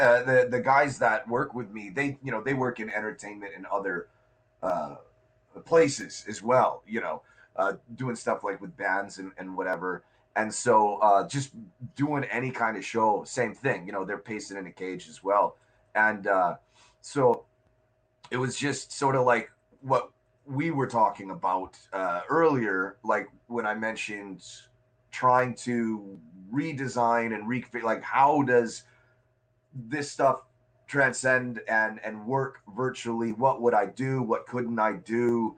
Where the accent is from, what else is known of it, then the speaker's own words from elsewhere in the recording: Minnesota, United States; moved away as an adult; now in Chicago, United States; When I turned 18, I moved from Minnesota to Chicago, and I didn't have any real client base in Chicago.